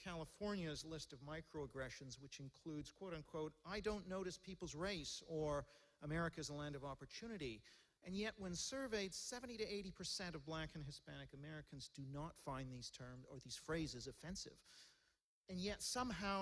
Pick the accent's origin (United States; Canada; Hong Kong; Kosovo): Hong Kong; now in London, United Kingdom; I was born in Hong Kong